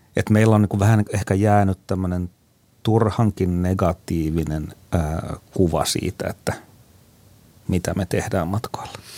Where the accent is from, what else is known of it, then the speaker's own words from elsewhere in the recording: Ostrobothnia, Finland; muistelen omaa lapsuuttani Pohjanmaalla